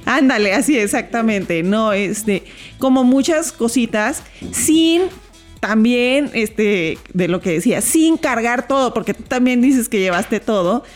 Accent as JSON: {"language": "Spanish", "town": "Mexicali", "region": "Baja California", "country": "Mexico", "moved": "yes", "said": "yo soy de Mexicali"}